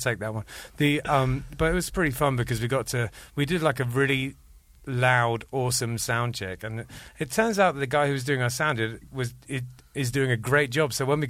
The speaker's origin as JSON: {"language": "English", "region": "London", "country": "United Kingdom", "tie": "born or raised there", "also_born_or_lived": "Andover", "moved": "as an adult", "said": "I was born in London"}